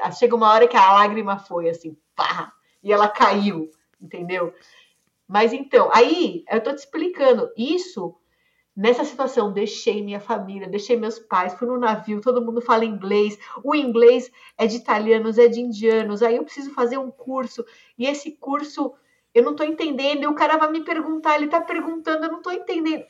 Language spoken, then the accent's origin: Portuguese; Brazil; eu sou brasileira, nascida, criada, estudei aqui a vida toda.